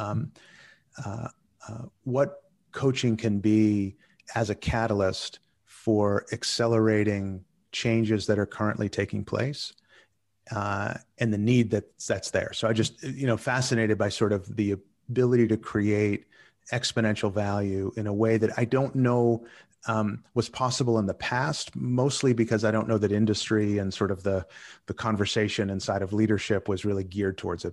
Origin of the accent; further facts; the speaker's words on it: Boston, Massachusetts, United States; moved away as an adult; now in Netherlands; I was originally from Boston